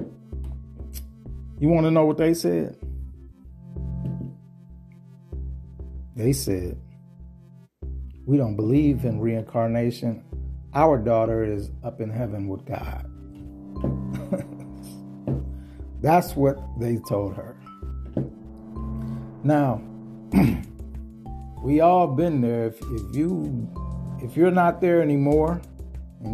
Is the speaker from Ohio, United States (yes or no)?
yes; Ohio, United States; My home state of Ohio, Cincinnati, Ohio.